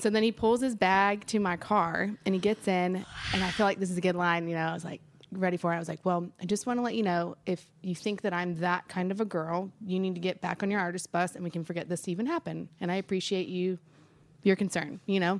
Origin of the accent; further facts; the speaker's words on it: Nashville, Tennessee, United States; also born or lived in Memphis; since I grew up here in Nashville